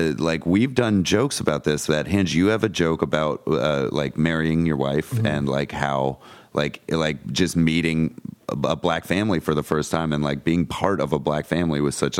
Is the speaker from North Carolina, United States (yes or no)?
yes; North Carolina, United States; now in New York City, United States; I'm from North Carolina.